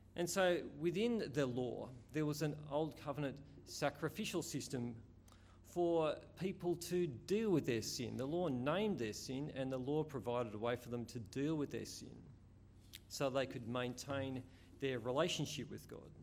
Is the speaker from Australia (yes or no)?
yes; Australia; I'm an Aussie.